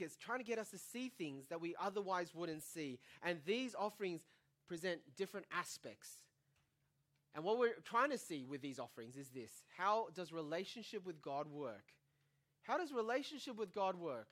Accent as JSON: {"language": "English", "country": "Taiwan", "tie": "born or raised there", "moved": "yes", "lives_now": "Australia", "said": "growing up in Taiwan"}